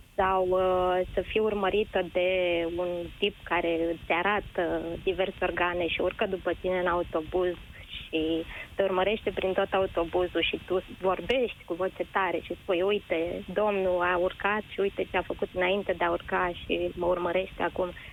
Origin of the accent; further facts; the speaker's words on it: Ploiești, Prahova, Romania; orașul meu natal, din Ploiești